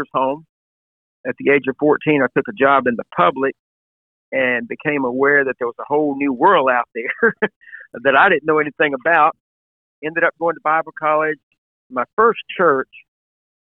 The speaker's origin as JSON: {"language": "English", "region": "Alabama", "country": "United States", "tie": "born or raised there", "moved": "as an adult", "said": "I moved back to another state, to Alabama, was pastoring a church in my hometown"}